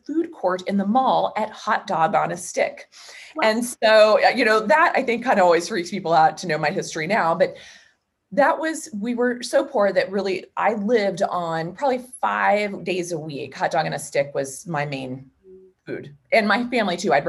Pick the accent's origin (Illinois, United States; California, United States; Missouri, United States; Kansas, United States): Kansas, United States; Wichita; I was born and raised in Wichita, Kansas.